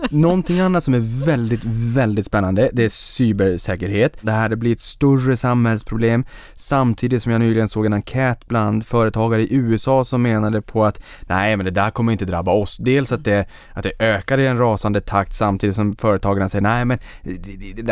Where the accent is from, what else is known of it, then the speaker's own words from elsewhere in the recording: Sweden; Det är för dels som svensk så blir man stolt, ja. man tycker att det är lite häftigt